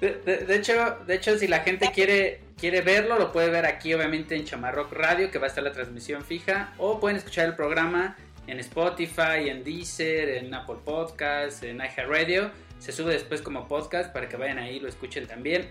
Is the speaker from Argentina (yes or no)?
no; Mexico; also born or lived in State of Mexico; soy mexicano